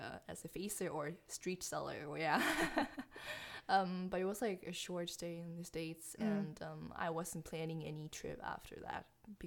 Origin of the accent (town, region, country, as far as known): Aarhus, Central Denmark Region, Denmark; English is a second language; now in Odense, Denmark